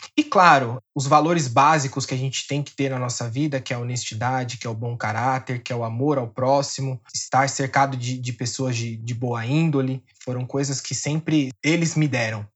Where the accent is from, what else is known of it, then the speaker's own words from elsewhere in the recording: São Paulo, Brazil; eu sou da zona oeste aqui de São Paulo. Nasci, e cresci aqui, pretendo passar mais uns anos aqui